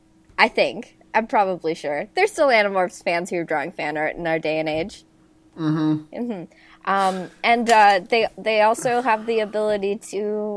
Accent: Midwest, United States; You have to forgive me for being from the Midwest. I say things funny.

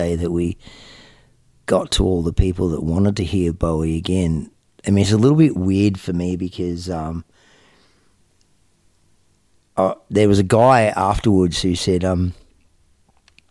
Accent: Melbourne, Victoria, Australia; I grew up in the northern suburbs, a place called West Heidelberg

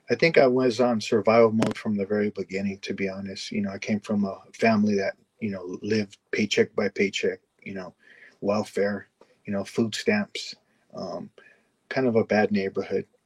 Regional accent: Los Angeles, California, United States; I'm from oh. San, Pedro, San Pedro, California.

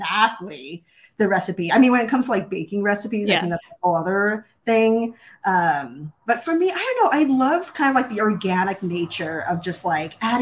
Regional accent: New York City, New York, United States; also born or lived in Hawaii / Southern California; now in Pacific Northwest, United States; I grew up originally in Brooklyn, New York, in a Jewish family, and we moved to Hawaii and Southern California

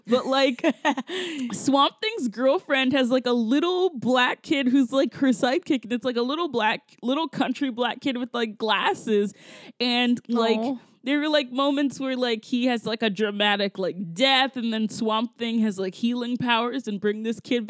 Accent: United States; I'm American

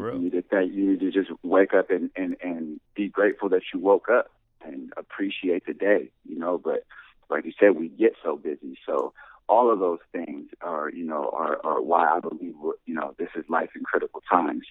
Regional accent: Anaheim, California, United States; also born or lived in South Bay, Los Angeles, California; moved to Orange County and I uh, really grew up in Orange County, Anaheim, California

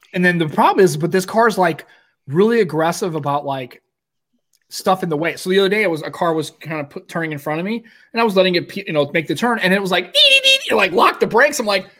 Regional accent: Staines, South East England, United Kingdom; I'm from Staines.

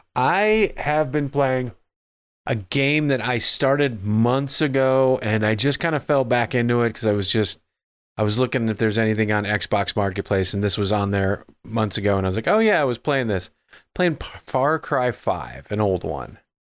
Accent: Midwest, United States; growing up in the Midwest

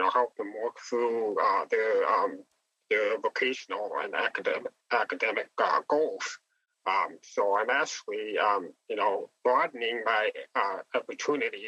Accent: Wisconsin, United States; now in Jacksonville, United States; I'm originally from Wisconsin, and I just recently moved down to Jacksonville, Florida

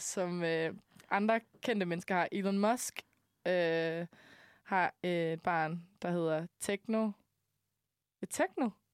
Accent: Denmark; now in Copenhagen, Denmark; da jeg boede hjemme i Jylland

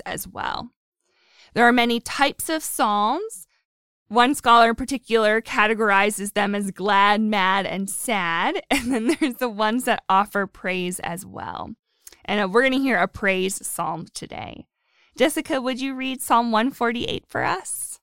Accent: Erie, Pennsylvania, United States; I'm from Erie, up by the lake.

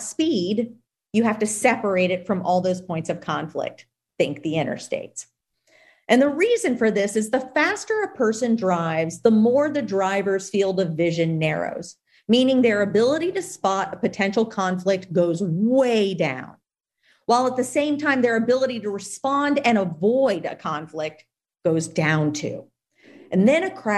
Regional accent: Louisiana, United States; my home state of Louisiana

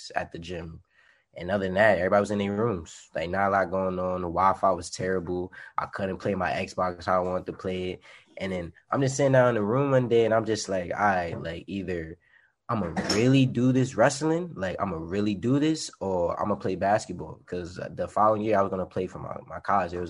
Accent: New York City, New York, United States; moved away as an adult; now in Jersey City, United States; I'm from New York City

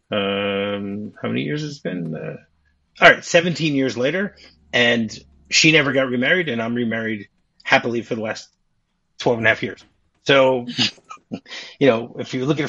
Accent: Detroit, Michigan, United States; Detroit, my hometown

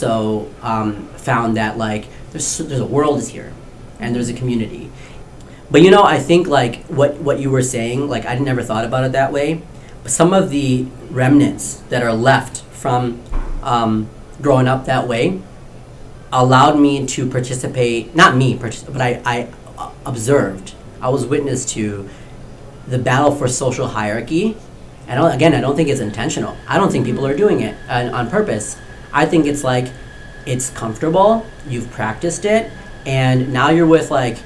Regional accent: Novi, Michigan, United States; I grew up in Novi, and in Oakland County

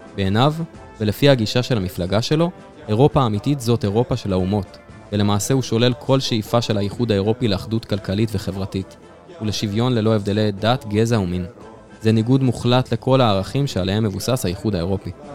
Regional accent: Israel; אצלנו בישראל

